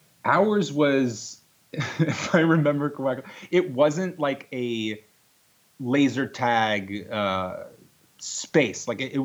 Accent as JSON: {"language": "English", "area": "Long Island", "region": "New York", "country": "United States", "tie": "born or raised there", "moved": "yes", "said": "I am from Long Island, New York. I grew up on Long Island, which is it's a great place to grow up."}